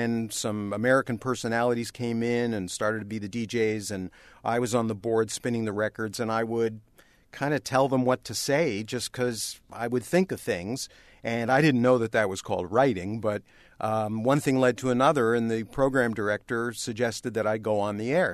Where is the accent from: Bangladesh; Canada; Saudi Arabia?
Canada; Toronto, Ontario; moved away as an adult; growing up in Canada